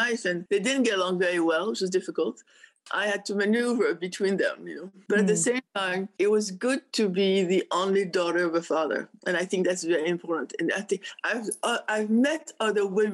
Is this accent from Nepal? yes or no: no; Paris, Île-de-France, France; moved away; I grew up in Paris